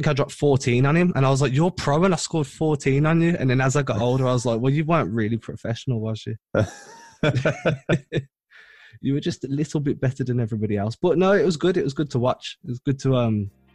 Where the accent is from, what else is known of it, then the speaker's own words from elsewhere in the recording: England, United Kingdom; I'm trying to be the pioneer Englishman into the NBA media